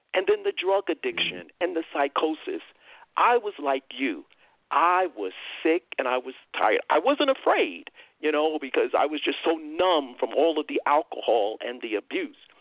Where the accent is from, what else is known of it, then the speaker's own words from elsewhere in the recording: New York, United States; moved away as an adult; now in Texas, United States; I'm still a New Yorker at heart, I guess. Uh, I lived in New York 59 uh, years, and uh, you know, many years, brother Tony, when I was growing up, we didn't have a vehicle